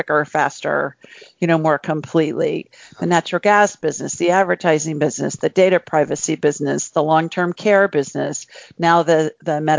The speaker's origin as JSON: {"language": "English", "town": "Columbus", "region": "Ohio", "country": "United States", "tie": "born or raised there", "also_born_or_lived": "Los Angeles", "moved": "as an adult", "said": "I grew up in a city of a couple million people called Columbus, Ohio, in the U.S."}